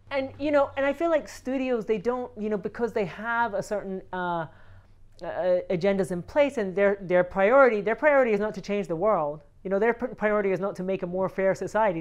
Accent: Scotland, United Kingdom; also born or lived in Barcelona, Spain; now in Los Angeles, United States; I moved here from Barcelona, Spain, and I'm from Scotland

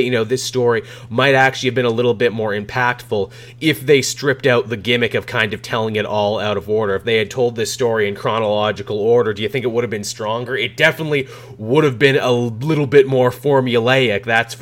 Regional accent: Canada; growing up in Canada

